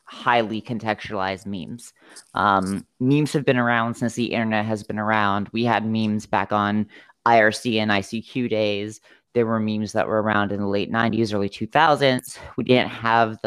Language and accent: English; South Florida, United States; moved away as an adult; also born or lived in Montana; we were living in Montana at the time, and we're both from South Florida